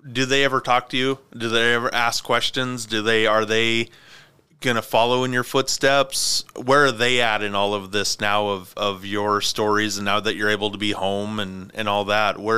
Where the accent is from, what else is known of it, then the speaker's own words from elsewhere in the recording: Montana, United States; my grandparents they they summer or not summer they wintered down in Mesa you know, we were